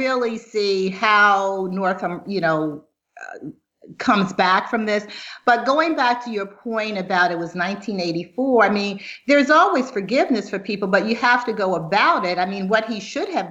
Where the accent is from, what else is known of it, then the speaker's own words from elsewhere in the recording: Baltimore, Maryland, United States; accent: Baltimore; moved away; I'm originally from Baltimore, and there are just a lot of things about me that are about Baltimore. I mean, some words I pronounce, people say, oh, you didn't pronounce that right. I'm like, yeah, it's because I pronounce it the way they pronounce it in Baltimore.